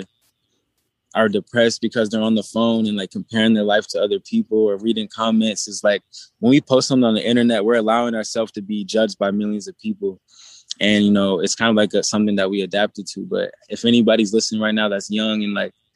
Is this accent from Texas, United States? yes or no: no; Portland, Oregon, United States; also born or lived in Las Vegas; I'm from Portland, Oregon